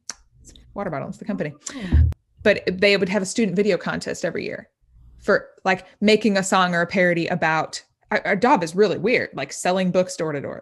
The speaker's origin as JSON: {"language": "English", "region": "Indiana", "country": "United States", "moved": "as an adult", "lives_now": "Nashville, United States", "said": "I'm from Indiana, but I moved to Nashville, um, about a year and a half ago"}